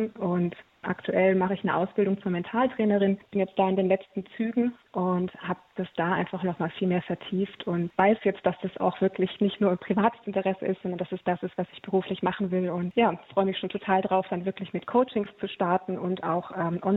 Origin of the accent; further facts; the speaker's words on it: Heilbronn, Baden-Württemberg, Germany; ich äh, komme aus Heilbronn, das ist im Großraum Stuttgart